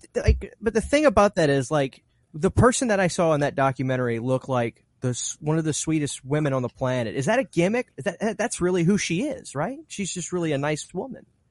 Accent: Louisiana, United States; I'm from Louisiana, so there will be moments where my accent

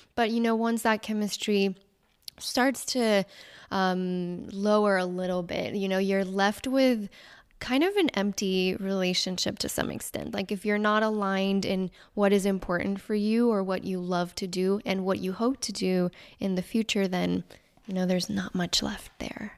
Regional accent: Mexico; moved away; I was actually born and raised in Mexico

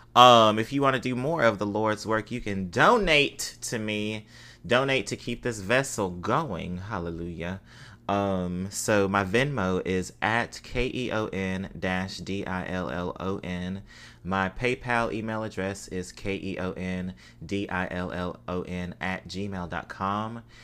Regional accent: Mississippi, United States; I'm from Mississippi.

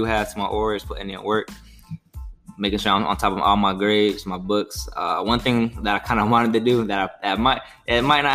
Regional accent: Orlando, Florida, United States; we're 2.5-3 hours away from my hometown, from Orlando

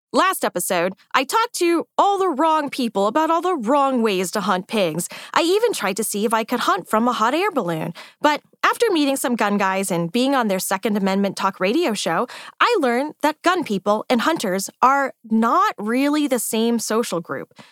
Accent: United States; I'm American too. I grew up with air conditioning and microwave popcorn

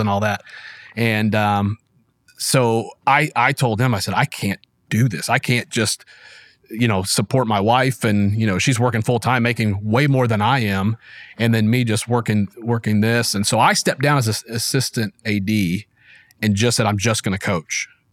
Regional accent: Springfield, Missouri, United States; I was born in Springfield, Missouri, which I still live

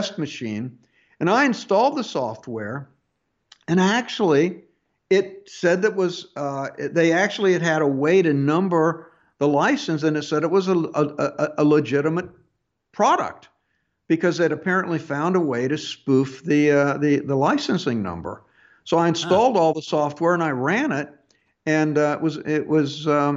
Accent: United States

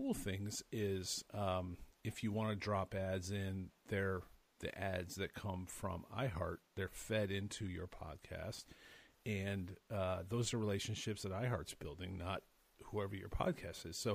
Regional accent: Cleveland, Ohio, United States; we're from Cleveland

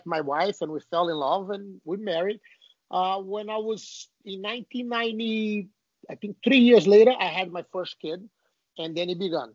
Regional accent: Brazil; now in United States; I was born in Brazil

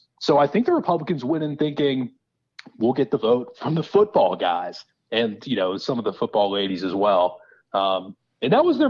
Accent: Georgia, United States; moved away; I'm originally from Georgia.

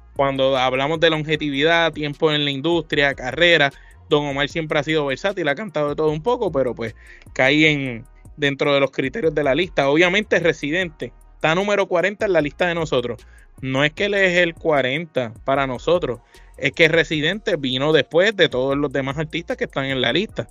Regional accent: Puerto Rico; nosotros somos de Puerto Rico

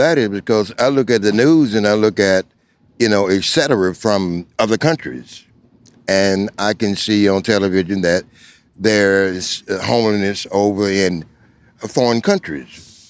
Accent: South Carolina, United States; now in Washington, D.C., United States; I was not born here. You know, I'm not a Washingtonian. Where were you born? I came from the Clay Hills of South Carolina.

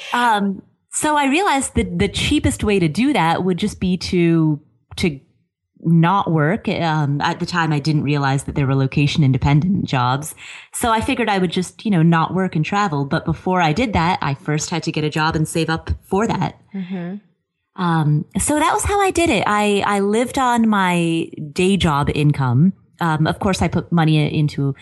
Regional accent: Cincinnati, Ohio, United States; moved away as an adult; also born or lived in Kathmandu, Nepal / Colorado / Atlanta; now in Las Vegas, United States; I grew up in Ohio, Cincinnati, Ohio

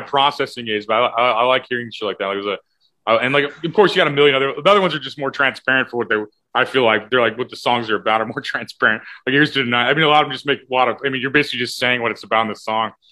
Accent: O'Fallon, United States; in O'Fallon, oh where I'm actually from

